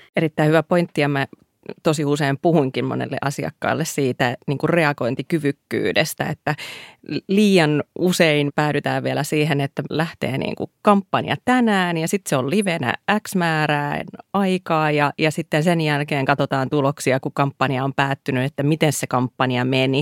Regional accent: Iisalmi, North Savo, Finland; mä oon Iisalmasta kotoisin

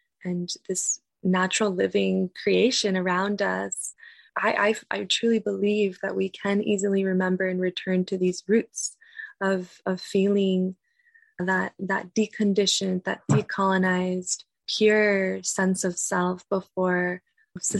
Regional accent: United States; growing up in the United States, after being raised with my culture, with my traditions, with my family, and being removed from that at a young age

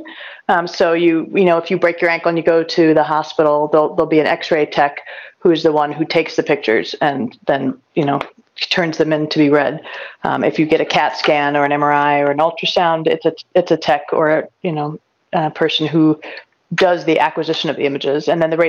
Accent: Elyria, Ohio, United States; moved away as an adult; also born or lived in Milwaukee / North Carolina / Washington, D.C.; now in Silver Spring, Maryland, United States; I grew up in northern Ohio in a town called Elyria. And you know, it was just, I was just there till I was 18

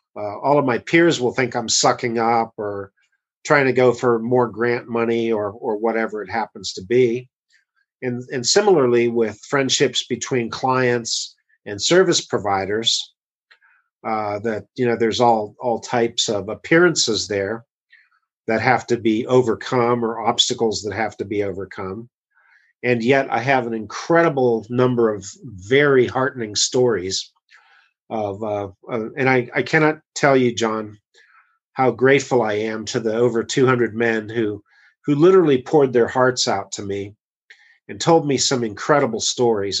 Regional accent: United States; as an American

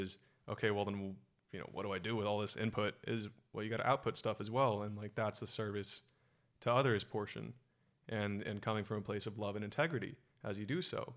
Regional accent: Silicon Valley, California, United States; born and raised in Silicon Valley

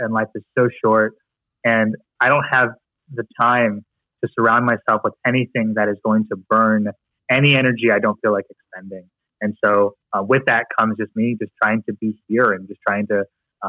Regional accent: Philippines; It's like me trying to just tell myself that I'm not Filipino. Like it's just kind of what I am.

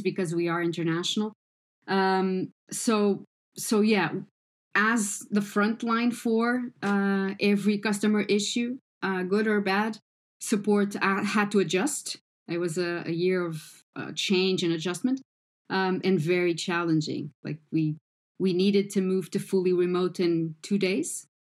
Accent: Portugal; I am Portuguese

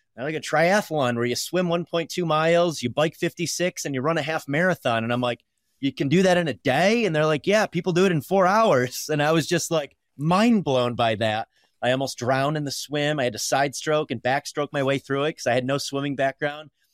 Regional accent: Pulaski, New York, United States; now in Colorado, United States; I grew up in a really small town in upstate New York, Pulaski, New York

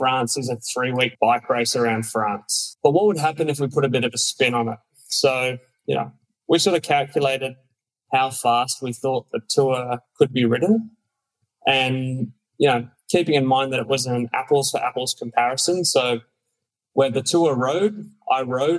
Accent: Australia; we'd sit up late at night in Australia

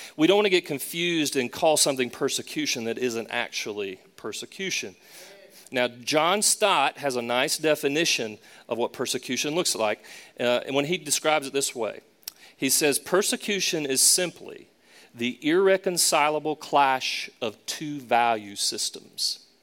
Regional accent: Charlotte, North Carolina, United States; also born or lived in Raleigh, North Carolina / Boston, Massachusetts; Charlotte in particular, my hometown

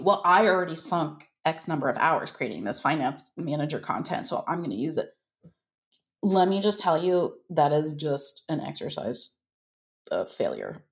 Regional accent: United States; I am from the United States.

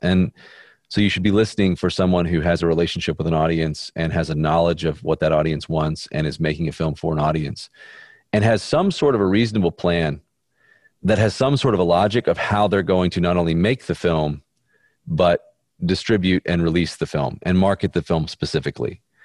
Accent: Birmingham, Alabama, United States; I'm from Birmingham, Alabama, and Baptist

